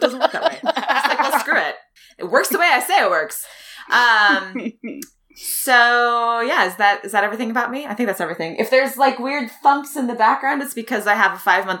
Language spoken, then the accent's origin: English; Wisconsin, United States; now in Mississippi, United States; I'm originally from Wisconsin